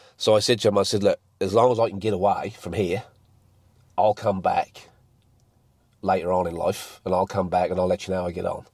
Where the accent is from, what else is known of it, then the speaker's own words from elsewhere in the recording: England, United Kingdom; now in Mount Gambier, Australia; best export or import from England to Mount Gambier. So, I've lived here, what, 14 years now